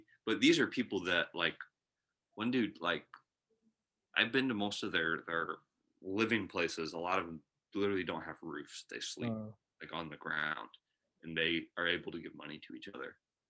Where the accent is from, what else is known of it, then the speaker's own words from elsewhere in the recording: United States; also born or lived in Kenya; And I as an American gave more than what they were giving.